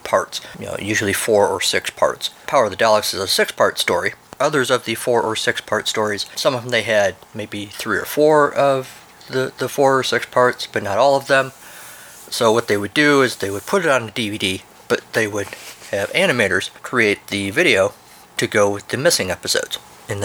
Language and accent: English; United States; I'm an American